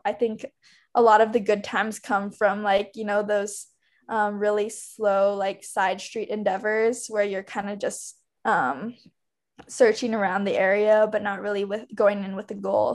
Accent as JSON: {"language": "English", "region": "Hawaii", "country": "United States", "said": "I'm from Hawaii, and so we don't really have seasons there."}